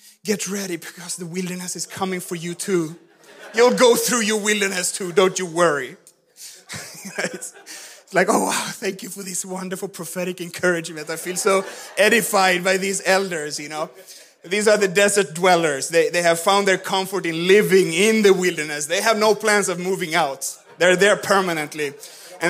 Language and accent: English; Sweden; moved away; I grew up in Swedish Pentecostal church